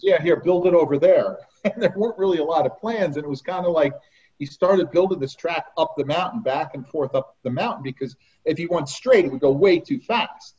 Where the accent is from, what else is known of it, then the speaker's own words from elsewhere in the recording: Harding, New Jersey, United States; we grew up in Harding, down by outside of Morristown